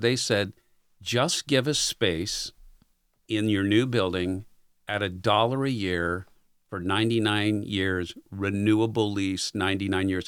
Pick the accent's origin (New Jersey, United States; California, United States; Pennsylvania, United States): California, United States; San Diego; moved away; K G T V in East San Diego. So if you know anything about San Di-, San Diego, that's about eight miles east of San Diego, and that's where I grew up